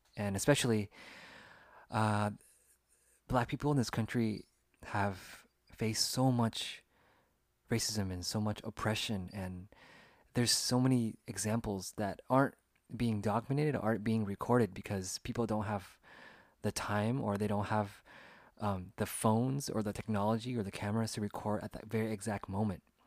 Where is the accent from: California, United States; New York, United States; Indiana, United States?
California, United States; Sacramento; I was born and raised in Sacramento, California, in the United States, and I grew up here